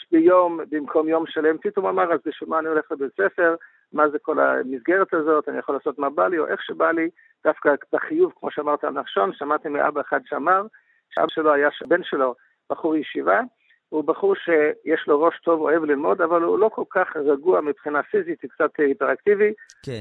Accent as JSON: {"language": "Hebrew", "country": "United States", "tie": "born or raised there", "also_born_or_lived": "Israel", "moved": "yes", "said": "אני גדלתי בארצות הברית"}